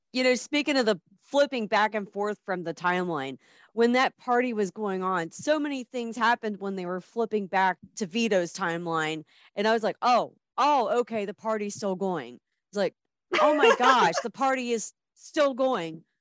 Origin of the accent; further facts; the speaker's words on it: Midwest, United States; I'm from the Midwest.